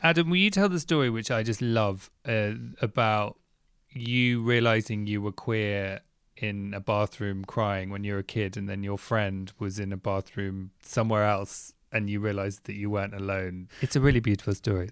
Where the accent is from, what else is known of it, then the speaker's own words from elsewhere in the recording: England, United Kingdom; technically I'm English